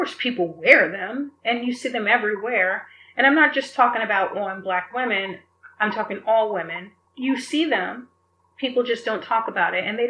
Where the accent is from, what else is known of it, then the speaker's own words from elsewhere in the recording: the South, United States; now in Beverly Hills, United States; Growing up in the South